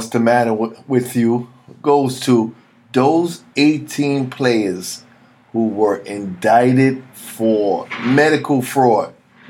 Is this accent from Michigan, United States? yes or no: no; Missouri, United States; You know, I'm from Missouri, the show me state.